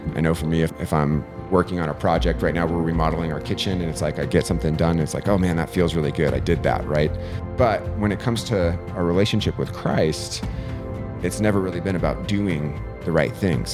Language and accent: English; Vail, Colorado, United States; now in Eagle, United States; I grew up in Vail, um, which is just, you know, fifteen minutes up the road, and we had bears constantly